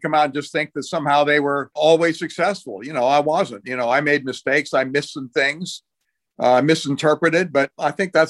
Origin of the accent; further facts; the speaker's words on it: Lebanon; I've got to mention my father in the CIA and growing up in Lebanon and people will expect that.